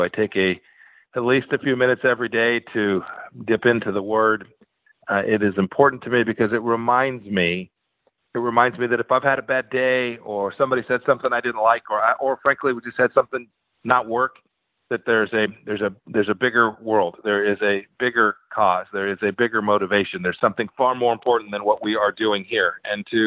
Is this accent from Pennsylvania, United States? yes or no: no; Kansas, United States; my home state in Kansas.